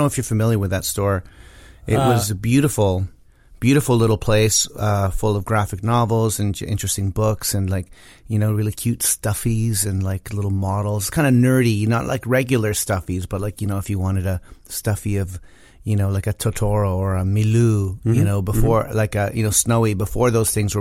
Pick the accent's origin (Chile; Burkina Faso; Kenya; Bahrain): Chile; now in Canada; I was born in Chile